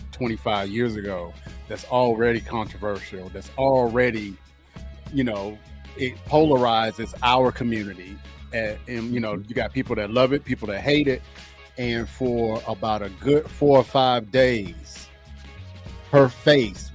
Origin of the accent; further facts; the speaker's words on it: High Point, North Carolina, United States; I am from High Point, North Carolina